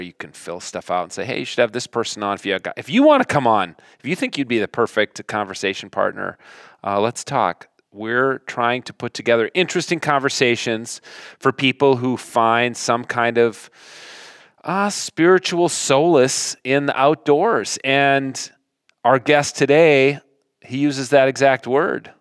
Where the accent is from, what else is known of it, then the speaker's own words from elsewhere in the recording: Minnesota, United States; Flatlanders like us, Minnesotans